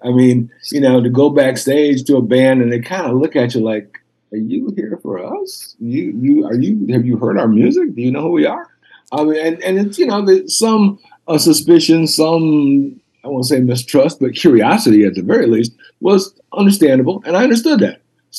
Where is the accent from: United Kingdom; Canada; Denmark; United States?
Denmark; So when you grew up in Denmark, you know, I'm from Denmark.